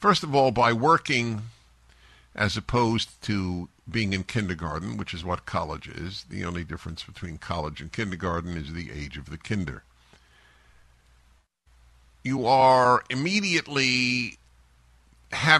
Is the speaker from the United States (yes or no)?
yes; New York City, New York, United States; moved away as an adult; I grew up in New York City. I was there through graduate school and 3 years after graduate school, left in my mid-20s